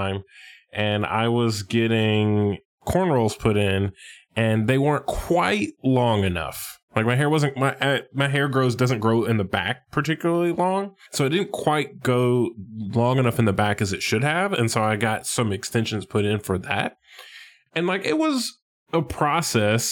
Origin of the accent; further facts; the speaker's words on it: United States; as an American